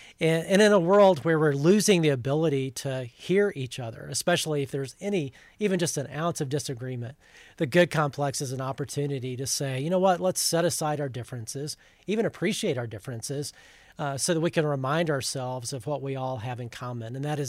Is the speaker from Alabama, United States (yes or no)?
yes; Huntsville, Alabama, United States; now in Plano, United States; I grew up in Huntsville, Alabama.